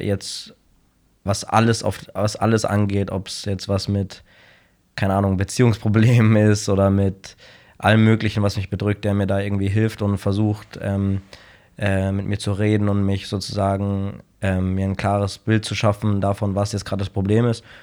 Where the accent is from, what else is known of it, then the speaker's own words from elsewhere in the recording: Munich, Bavaria, Germany; ich bin in München geboren, habe immer in München gelebt.